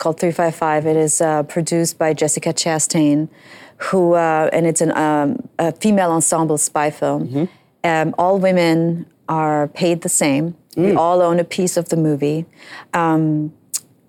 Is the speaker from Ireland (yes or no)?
no; Germany; now in United States